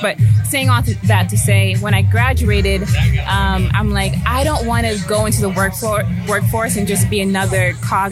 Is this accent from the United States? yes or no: yes; Newark, New Jersey, United States; also born or lived in Atlanta, Georgia; now in Los Angeles, United States; I grew up in Newark in Jersey, and then I also grew up in Atlanta